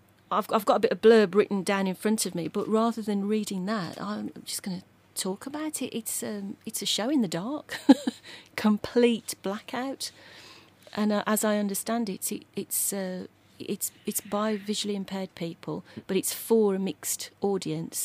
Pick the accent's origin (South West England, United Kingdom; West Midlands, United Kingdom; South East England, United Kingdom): West Midlands, United Kingdom; Dudley; Growing up around Dudley Town Centre in the 60s